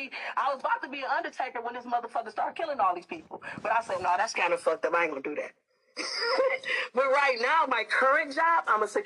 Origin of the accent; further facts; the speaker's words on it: Detroit, Michigan, United States; now in Seattle, United States; I'm calling you from Seattle, but I'm a Detroit native, baby. D-Town, what up, though?